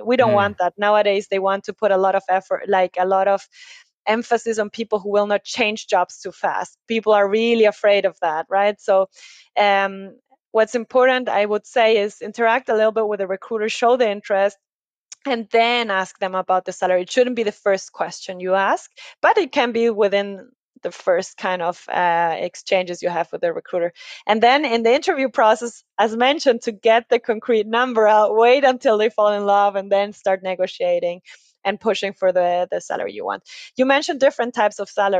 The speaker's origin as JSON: {"language": "English", "country": "Ecuador", "moved": "yes", "lives_now": "Germany", "said": "I come from Ecuador in South America"}